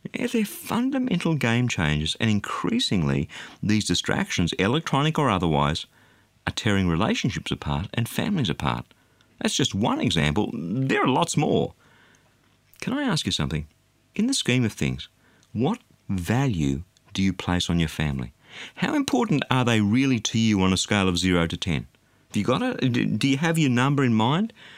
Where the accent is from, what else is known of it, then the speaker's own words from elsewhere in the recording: Australia; being an Australian